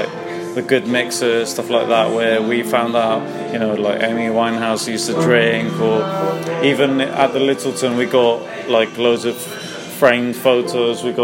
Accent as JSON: {"language": "English", "region": "London", "country": "United Kingdom", "tie": "born or raised there", "said": "I was born and raised in London, North London boy"}